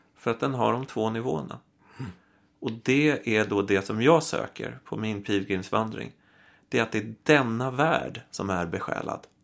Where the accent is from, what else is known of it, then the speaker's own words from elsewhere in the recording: Stockholm, Stockholm County, Sweden; jag är uppvuxen i Vasastan i Stockholm